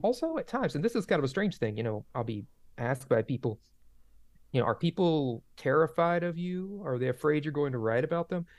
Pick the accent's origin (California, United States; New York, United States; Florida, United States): Florida, United States; Dixie County; I grew up in Dixie County, Florida